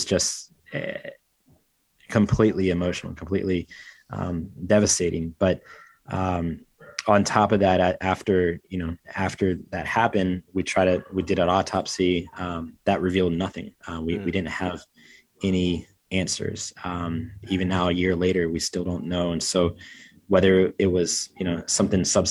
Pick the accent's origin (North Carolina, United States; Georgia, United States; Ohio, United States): North Carolina, United States; growing up in North Carolina, in the States